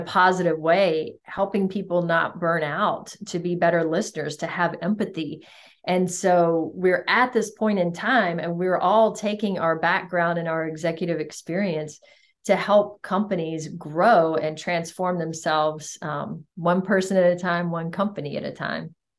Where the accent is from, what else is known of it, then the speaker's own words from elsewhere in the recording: United States; I was an anomaly as an American